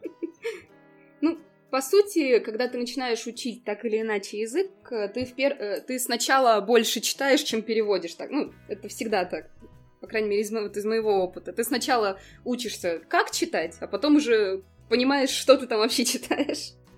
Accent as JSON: {"language": "Russian", "region": "Ulyanovsk Oblast", "country": "Russia", "tie": "born or raised there", "also_born_or_lived": "England / Barcelona, Spain", "moved": "as an adult", "lives_now": "Slovenia", "said": "я сама как бы родом из Ульяновской области"}